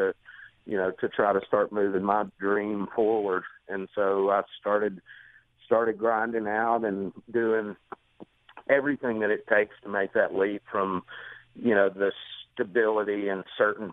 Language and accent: English; Gadsden, Alabama, United States; I'm a fifth generation Alabamian. I was born and raised in Gadsden